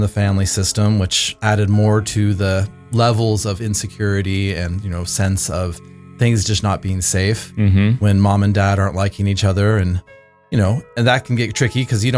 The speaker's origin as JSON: {"language": "English", "area": "Bay Area", "region": "California", "country": "United States", "tie": "born or raised there", "moved": "yes", "lives_now": "Vancouver, Canada", "said": "I grew up in the Bay Area."}